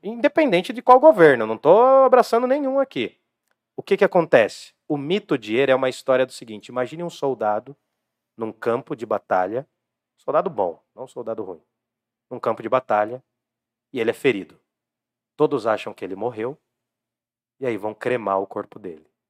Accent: Jundiaí, São Paulo, Brazil; o lado esquecido de Jundiaí. Lá do lado do SECAP para lá, né? Que era o lado de onde eu vim também.

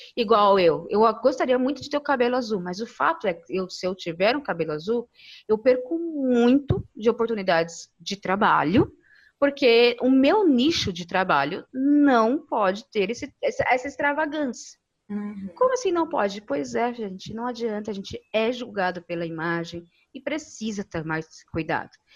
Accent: São Paulo, Brazil; Eu cresci em periferia, lá no Neocop Campo Limpo

